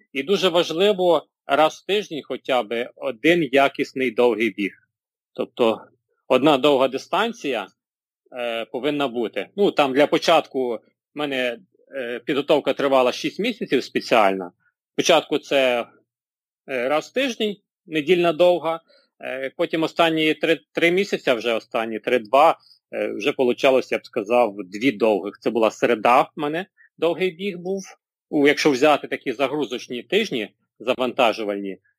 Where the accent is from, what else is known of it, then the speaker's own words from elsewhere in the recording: Pidmykhailia, Ivano-Frankivsk Oblast, Ukraine; now in Ivano-Frankivsk, Ukraine; Я сам родом е, з Калуша, точніше біля Калуша, село Підмихайля